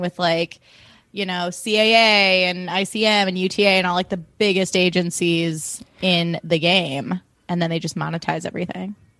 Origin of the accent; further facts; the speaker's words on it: Highland Park, Illinois, United States; growing up in Highland Park, Illinois